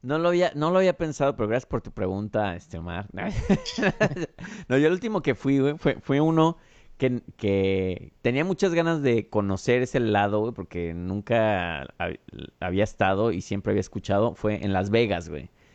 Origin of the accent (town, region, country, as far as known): Mexico; also born or lived in Chicago